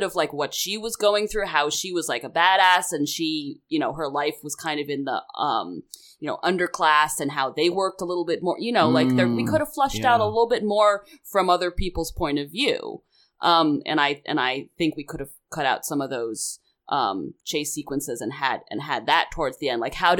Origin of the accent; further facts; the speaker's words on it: United Kingdom; Well, I can because I'm British.